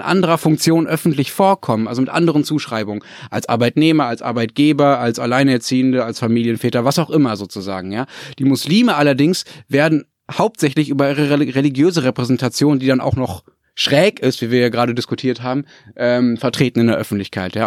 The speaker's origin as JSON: {"language": "German", "country": "Germany", "said": "Ich als Flachlanddeutsche"}